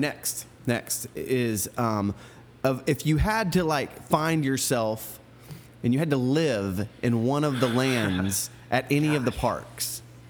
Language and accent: English; Central Florida, United States; I grew up in Central Florida, so I was very close to it.